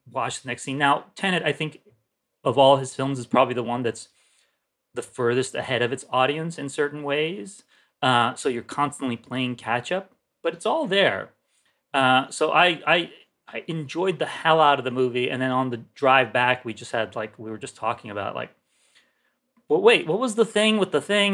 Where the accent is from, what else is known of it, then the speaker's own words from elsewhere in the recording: Turkey; moved away; I grew up in Turkey